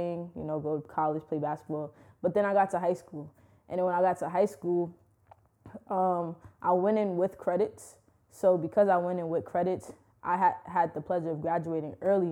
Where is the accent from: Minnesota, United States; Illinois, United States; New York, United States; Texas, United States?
New York, United States; New York City; growing up in Brooklyn is a great experience